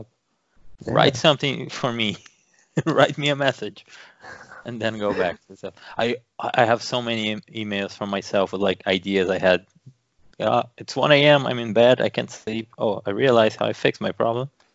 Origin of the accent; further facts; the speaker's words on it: Brazil; being Brazilian